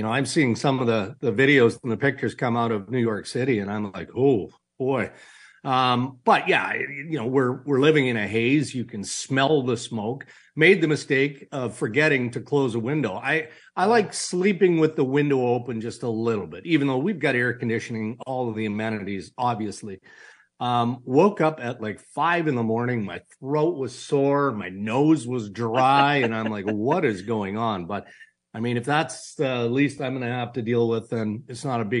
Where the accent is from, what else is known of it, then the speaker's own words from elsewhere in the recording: Saskatchewan, Canada; I grew up in Saskatchewan. My parents would lock the kids in the car and just smoke their brains out